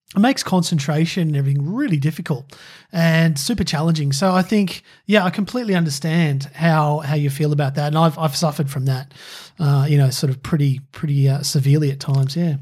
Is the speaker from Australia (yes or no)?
yes; Australia; it's ingrained in me as an Aussie